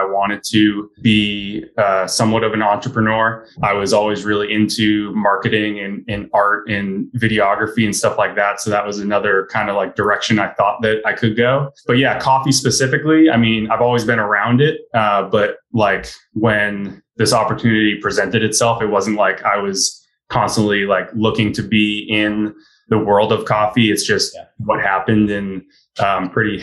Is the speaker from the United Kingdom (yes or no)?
no; Marblehead, Massachusetts, United States; I grew up in Marblehead